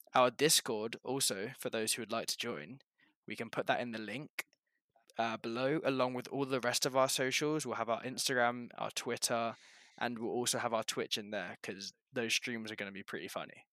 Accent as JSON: {"language": "English", "region": "England", "country": "United Kingdom", "moved": "yes", "lives_now": "Canada", "said": "I'm originally from England, I now live in Canada, but big up the G U one four still"}